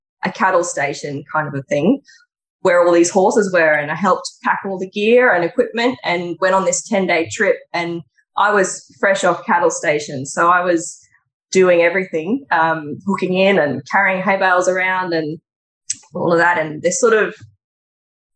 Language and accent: English; Beechmont, Queensland, Australia; moved away; I grew up in the Gold Coast hinterland, up behind the Gold Coast